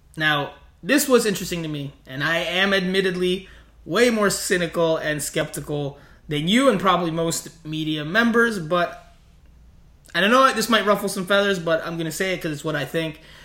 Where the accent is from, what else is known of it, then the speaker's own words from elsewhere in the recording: South Florida, United States; where I grew up in South Florida